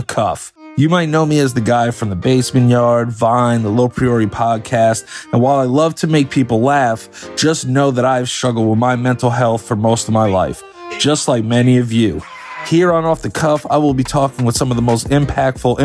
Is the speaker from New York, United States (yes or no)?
yes; Hastings-on-Hudson, New York, United States; I grew up in Westchester County, which I grew up in a town called Hastings